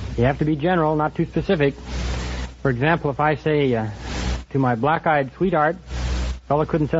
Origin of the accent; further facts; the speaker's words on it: Los Angeles, California, United States; Los Angeles.